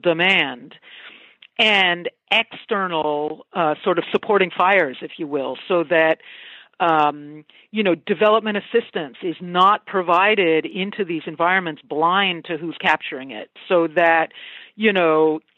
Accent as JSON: {"language": "English", "area": "outside of Boston", "region": "Massachusetts", "country": "United States", "tie": "born or raised there", "said": "I grew up outside of Boston, Massachusetts"}